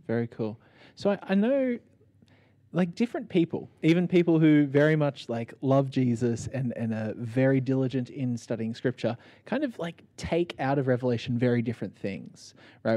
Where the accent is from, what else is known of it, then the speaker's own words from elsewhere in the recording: Sydney, New South Wales, Australia; growing up in Sydney, Australia, in 2021